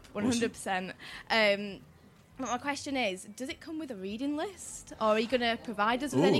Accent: Sheffield, Yorkshire and the Humber, United Kingdom; I'm from Sheffield.

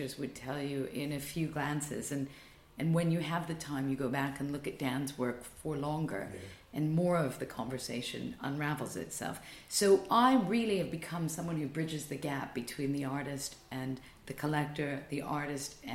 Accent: Canada; moved away as an adult; now in London, United Kingdom; as a Canadian

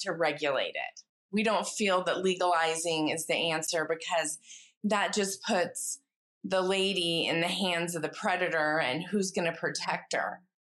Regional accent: United States; moved away as an adult; now in United Kingdom; I'm an American who very recently moved to the U K

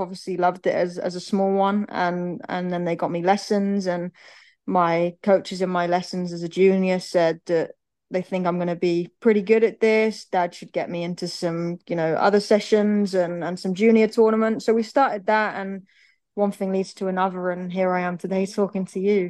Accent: Birmingham, West Midlands, United Kingdom; also born or lived in United States; We're, we're a big football family. We're from Birmingham

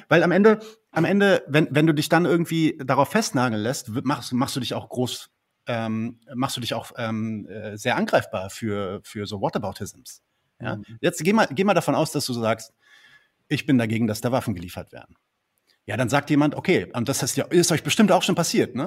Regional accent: Palestine; ich bin ja Palästinenser

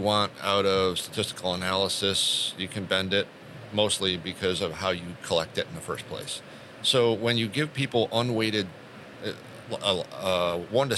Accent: Rochester, New York, United States; I grew up in the Rochester, New York area

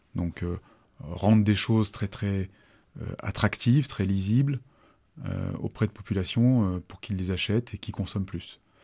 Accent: Annecy, Auvergne-Rhône-Alpes, France; also born or lived in Chambéry; J'ai grandi sur Annecy, à partir de l'âge de 7 ans à peu près j'ai fait toute une partie de ma scolarité et, de ma scolarité, euh, y compris post-bac

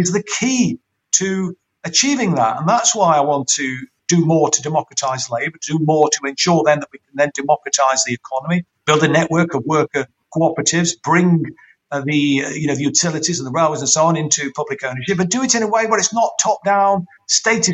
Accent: Derby, East Midlands, United Kingdom; I'm a local person, born and bred in Derby, lived here in and around Derby all my life

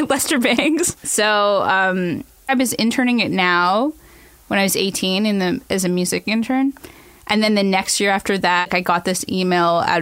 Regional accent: Toronto, Ontario, Canada; I was born in St. Michael's Hospital in 1986.

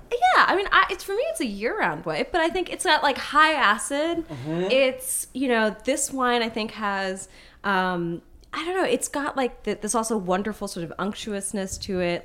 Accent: Portland, Oregon, United States; my hometown of Portland, Oregon

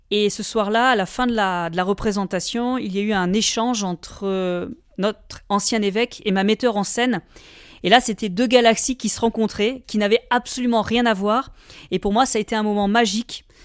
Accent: Valence plain, Auvergne-Rhône-Alpes, France; Je suis originaire de la plaine de Valence, c'est-à-dire cette plaine composée d'arbres fruitiers entre Valence et les contreforts du Vercors

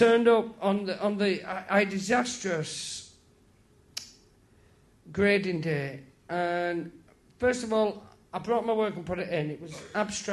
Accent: St Helens, North West England, United Kingdom; moved away as an adult; also born or lived in London; I'm from St. Helens

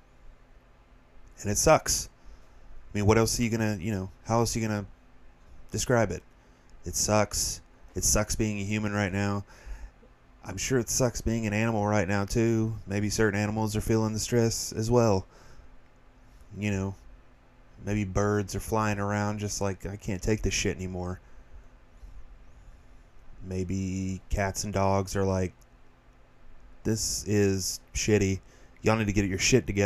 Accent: Tennessee, United States; moved away; We're both from Tennessee

